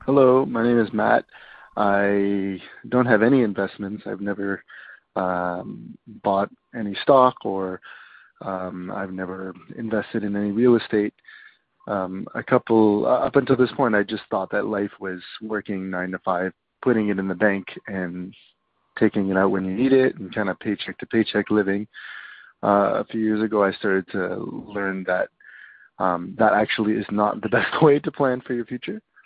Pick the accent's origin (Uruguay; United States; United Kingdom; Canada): Canada; I'm from Canada